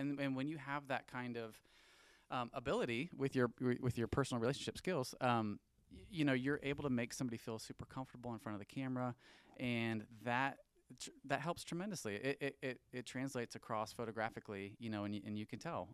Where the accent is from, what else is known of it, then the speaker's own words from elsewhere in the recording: St. Louis, Missouri, United States; moved away as an adult; also born or lived in Joplin, Missouri; now in Kansas City, United States; I grew up in Saint Louis, um, born and raised, all my family's still there.